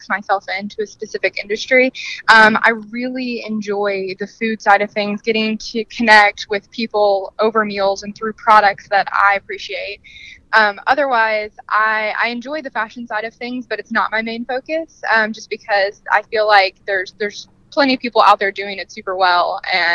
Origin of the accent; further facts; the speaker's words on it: Lexington, Kentucky, United States; I'm from Lexington, Kentucky